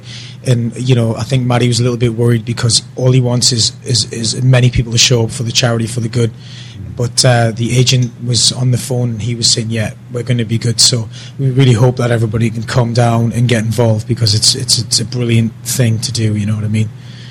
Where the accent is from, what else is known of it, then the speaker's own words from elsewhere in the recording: United Kingdom; now in South Korea; I'm saying penny because I'm British